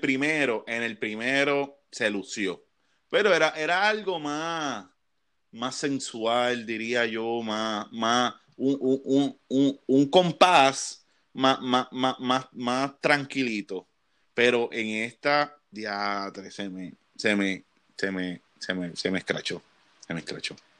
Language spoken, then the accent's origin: Spanish; Puerto Rico; como puertorriqueño que nosotros nos criamos en los 90